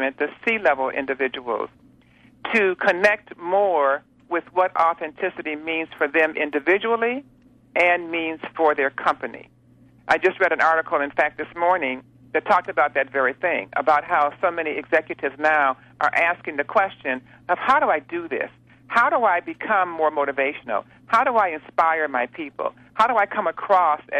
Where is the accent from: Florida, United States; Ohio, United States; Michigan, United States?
Michigan, United States; Detroit; moved away; I'm from Detroit originally